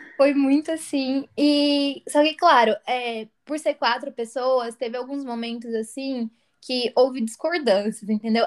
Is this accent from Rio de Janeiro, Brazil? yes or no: no; interior of São Paulo, Brazil; Eu fui criada com meus avós no interior de São Paulo